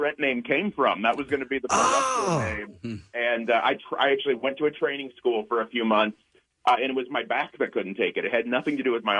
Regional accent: Indiana, United States; moved away as an adult; now in Los Angeles, United States; I moved from Indiana, where I'm originally from, to L.A. to move in with my girlfriend

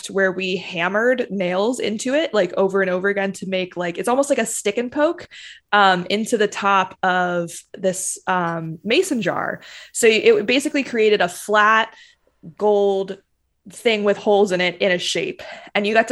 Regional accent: North Carolina, United States; I grew up in North Carolina.

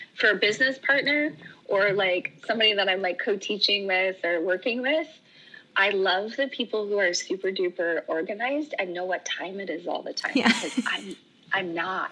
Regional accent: Oregon, United States; moved away; I'm from Oregon. Oregon's where I call home

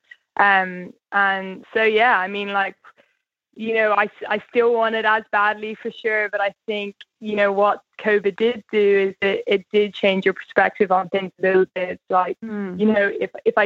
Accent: Ireland; as the Irish people

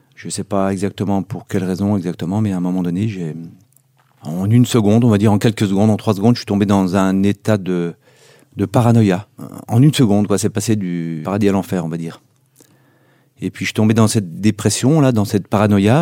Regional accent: Megève, Auvergne-Rhône-Alpes, France; chez nous à Megève

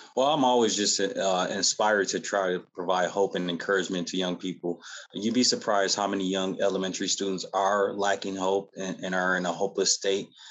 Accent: Battle Creek, Michigan, United States; now in Lawton, United States; I'm, I'm not originally from Lawton, O, Oklahoma. I'm from Battle Creek, Michigan

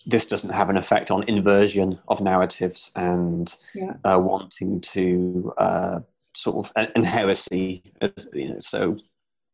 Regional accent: Gloucester, South West England, United Kingdom; moved away as an adult; now in Bristol, United Kingdom; Growing up in Gloucester, which is another city in the southwest

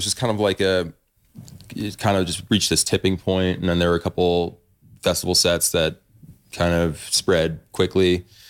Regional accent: Northeast, United States; also born or lived in Fort Collins, Colorado; growing up in the Northeast

